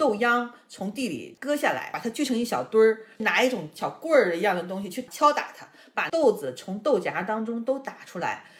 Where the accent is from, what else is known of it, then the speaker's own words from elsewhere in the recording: Northeast China, China; moved away; 我小的时候在东北，我们是没有吃过新鲜的那种柿子，都是冬天吃冻柿子，